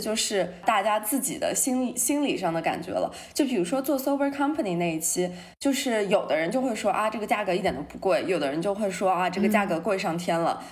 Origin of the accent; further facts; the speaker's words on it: Shanghai, China; moved away as an adult; now in New York, United States; 我们这种在上海长大的孩子